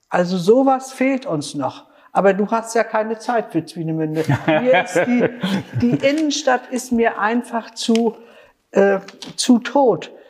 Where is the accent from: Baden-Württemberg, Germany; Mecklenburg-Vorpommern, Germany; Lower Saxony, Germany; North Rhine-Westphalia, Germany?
Mecklenburg-Vorpommern, Germany; Stralsund; Also wenn ich daran denke, ich bin auf dem Triebserdamm groß geworden, habe im Triebseer fast 60 Jahre gelebt.